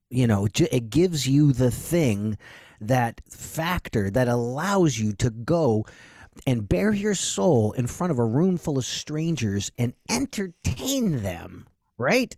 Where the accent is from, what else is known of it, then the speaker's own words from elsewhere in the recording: New England, United States; also born or lived in Dallas; now in Nashville, United States; I'm from New England, super high energy